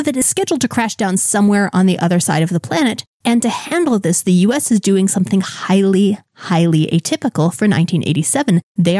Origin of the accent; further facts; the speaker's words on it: South Florida, United States; growing up in South Florida